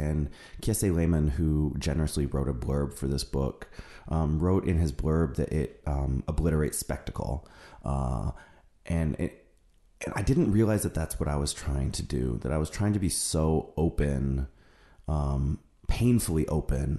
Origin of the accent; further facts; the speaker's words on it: Seattle, Washington, United States; moved away; my hometown in Seattle